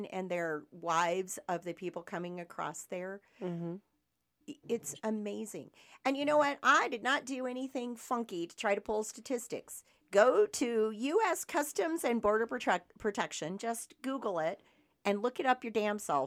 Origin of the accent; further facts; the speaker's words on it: Michigan, United States; now in Cochise County, United States; I was born and raised in Michigan.